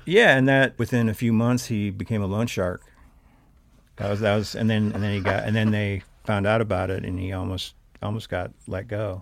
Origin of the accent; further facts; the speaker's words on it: Big Sandy, Montana, United States; also born or lived in Havre, Montana; now in Missoula, United States; entire youth in Big Sandy, Montana. Uh, I was born in Haver because they didn't have a hospital, but, um, lived, uh, eighteen years up in north central Montana